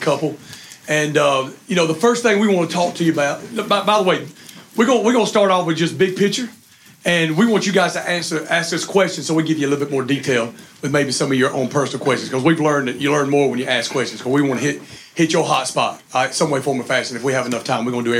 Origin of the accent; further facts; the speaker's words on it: the South, United States; accent: redneck; They'll make fun of my accent the whole time. And they'll have to get a translator to understand redneck.